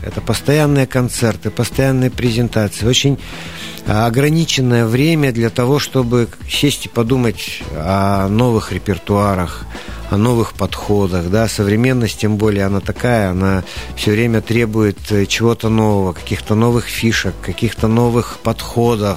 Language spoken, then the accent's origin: Russian; Siberia, Russia; мы же сибиряки, мы народ э, очень оптимистичный